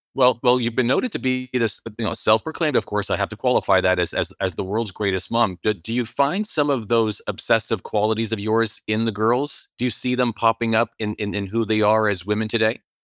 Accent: Canada; as a Canadian

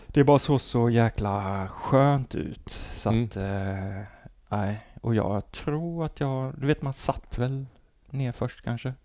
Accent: Halmstad, Halland County, Sweden; also born or lived in Falkenberg; jag är born and raised i Ander, Andersberg.

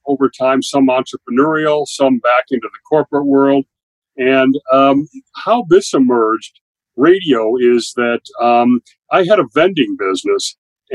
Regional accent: Greenwich, Connecticut, United States; I'm from Greenwich, and the Greenwich station had a need

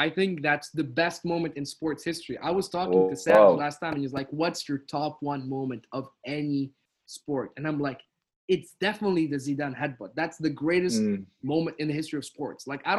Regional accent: Tunisia; also born or lived in France / Abu Dhabi; now in London, United Kingdom; because I was raised in Tunisia until 2008, and then I went to France. Went to Abu Dhabi, and then from Abu Dhabi went to London.

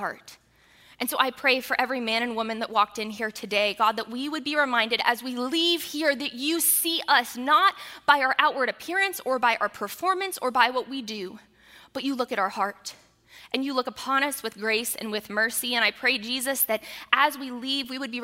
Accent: United States

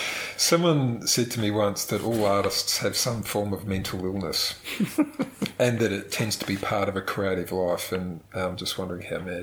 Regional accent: Melbourne, Victoria, Australia; moved away; I grew up in Melbourne.

